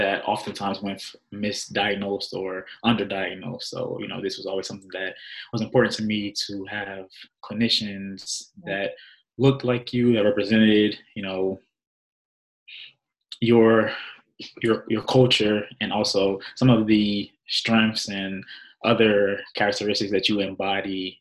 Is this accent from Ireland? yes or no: no; New Jersey, United States; I am native of New Jersey